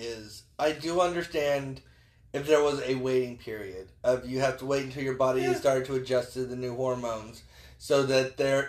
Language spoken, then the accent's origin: English; the South, United States; we're from the South.